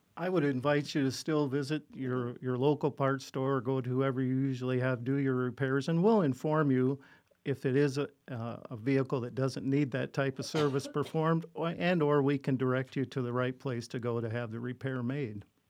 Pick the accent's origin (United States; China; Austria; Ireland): United States; Gregory, South Dakota; I was born and raised in the Gregory area